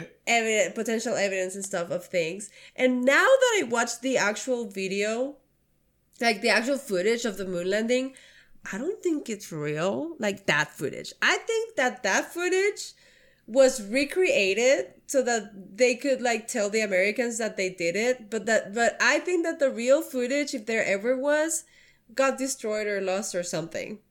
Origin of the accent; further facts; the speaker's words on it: Mexico; moved away as an adult; now in United States; I grew up in Mexico for my, the twenty, the first twenty-three years of my life